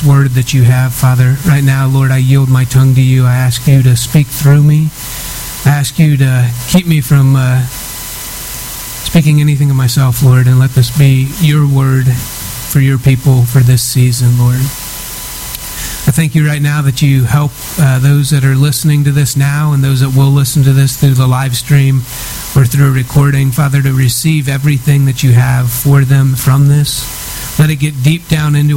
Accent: Cincinnati, Ohio, United States; growing up in Cincinnati, which is right on the border between Ohio and Kentucky

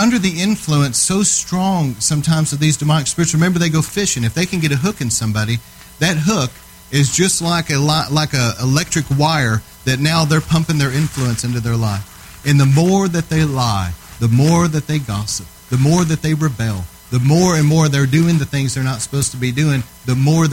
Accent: Texas, United States; I'm from Texas

